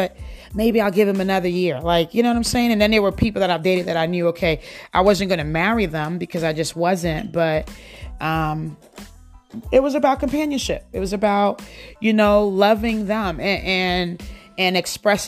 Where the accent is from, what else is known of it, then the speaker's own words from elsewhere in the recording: United States; I grew up in the United States. I came here when I was 10 years old.